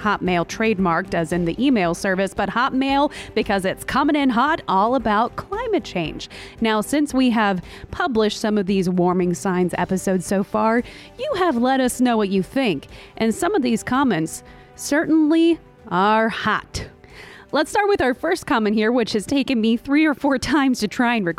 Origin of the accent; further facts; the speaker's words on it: Texas, United States; now in Georgia, United States; I'm from Texas. I live in Georgia. In fact, I've lived my whole life south of the Mason-Dixon